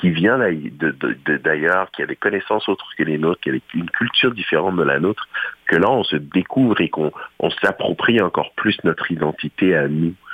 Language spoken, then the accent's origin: French; Ontario, Canada; on s'est dit, ah, OK, je suis franco-ontarien, on apprécie notre langue, on apprécie nos, nos, on apprécie notre façon de parler.